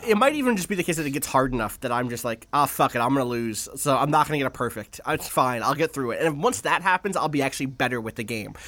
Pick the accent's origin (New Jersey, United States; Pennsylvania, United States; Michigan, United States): New Jersey, United States; Atlantic City; I grew up in Atlantic City